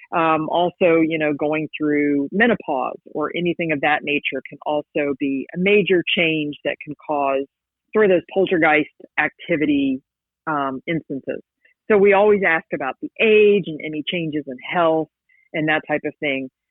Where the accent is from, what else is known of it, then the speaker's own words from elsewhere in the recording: West Virginia, United States; moved away as an adult; now in Georgia, United States; I grew up in West Virginia, which you know is the land of the X Files